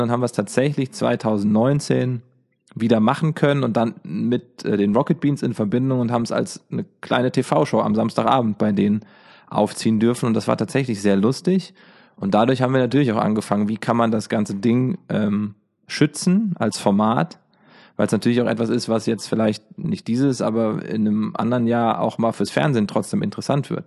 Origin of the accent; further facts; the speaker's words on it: Giessen, Hesse, Germany; Ich komme aus Gießen, daher kennen wir uns. Gießen ist äh, die Homebase